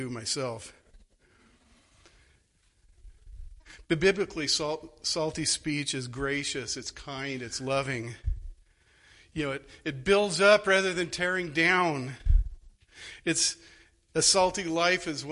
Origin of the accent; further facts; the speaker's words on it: Phoenix, Arizona, United States; moved away; I grew up in Arizona